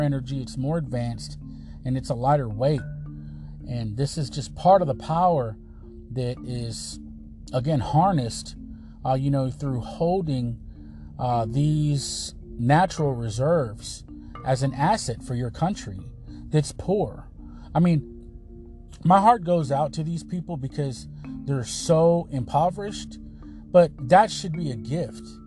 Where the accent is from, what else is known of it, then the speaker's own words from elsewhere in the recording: United States; I am an American